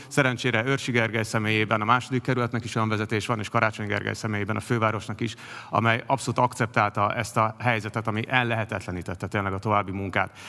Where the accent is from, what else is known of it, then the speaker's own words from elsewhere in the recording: Buda, Budapest, Hungary; mi budaiak vagyunk